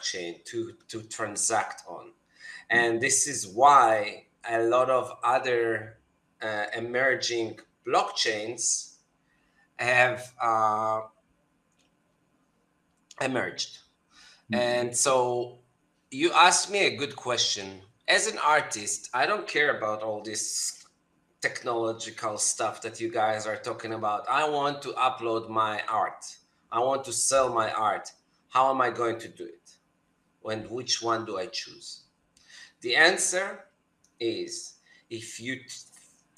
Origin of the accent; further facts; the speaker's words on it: Tel Aviv, Tel Aviv District, Israel; I'm from Tel Aviv, Israel.